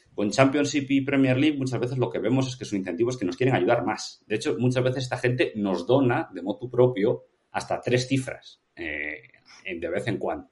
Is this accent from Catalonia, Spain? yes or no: no; Vigo, Galicia, Spain; yo soy de Vigo y me encanta el Celta